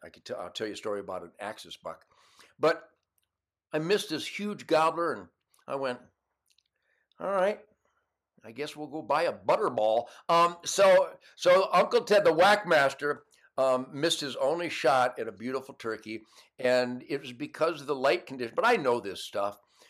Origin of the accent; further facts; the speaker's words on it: United States; I'm an American.